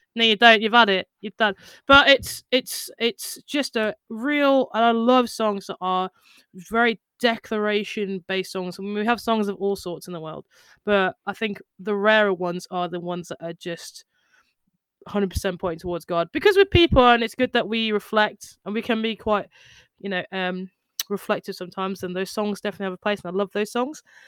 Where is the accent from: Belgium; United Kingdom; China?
United Kingdom; we're just British